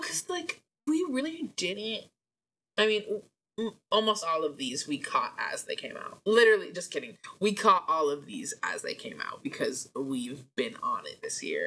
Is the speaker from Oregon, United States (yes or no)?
yes; Portland, Oregon, United States; moved away; we're both from Portland